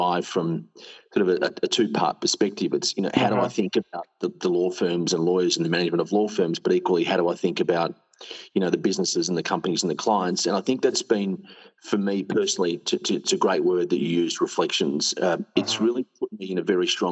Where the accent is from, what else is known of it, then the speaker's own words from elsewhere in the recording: Australia; also born or lived in California, United States / Melbourne, Australia; I'm Australian.